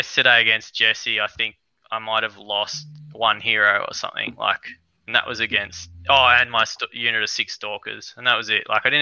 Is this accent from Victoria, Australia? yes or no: no; Albury, New South Wales, Australia; I'm from Albury.